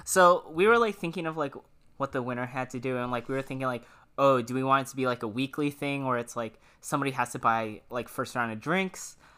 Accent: Washington, United States; moved away; I'm from Washington

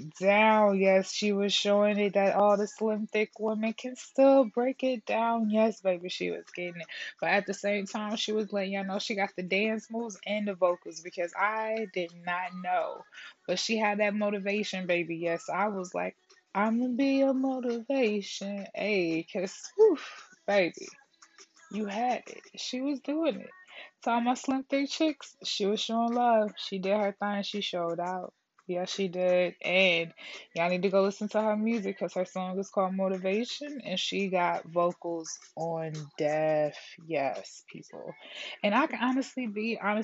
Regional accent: Detroit, Michigan, United States; I'm from Detroit

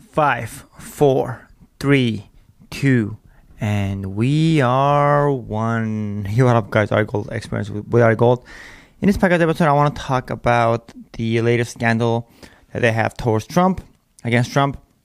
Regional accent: United States; We are American. We were born here to be here

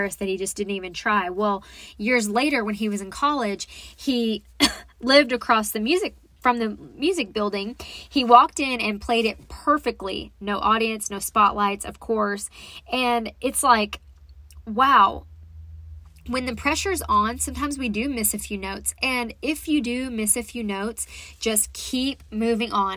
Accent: Texas, United States; also born or lived in Dallas, Texas; I come from Texas, and I was in Dallas a lot of my life, but then we moved out to East Texas

